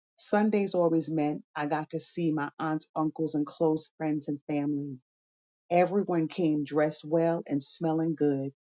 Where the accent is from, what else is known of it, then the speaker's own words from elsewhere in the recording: Troy, New York, United States; I was born on a hot June day at St. Mary's Hospital in Troy, New York